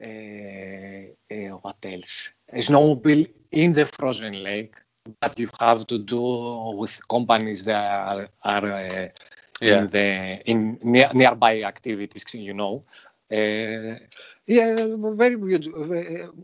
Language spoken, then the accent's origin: English; Greece; English is a second language; I am from Greece